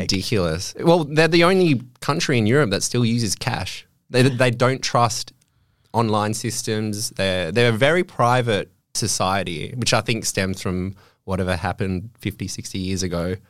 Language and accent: English; Australia; accent: Australian; moved away as an adult; now in Germany; my Australian German accent's quite strong